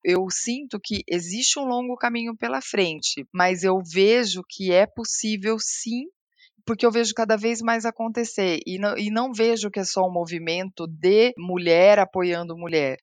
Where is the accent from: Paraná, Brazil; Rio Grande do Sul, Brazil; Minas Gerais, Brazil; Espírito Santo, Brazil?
Paraná, Brazil; now in São Paulo, Brazil; eu nasci no Paraná e eu cresci em um lar com pais que começaram a trabalhar muito jovens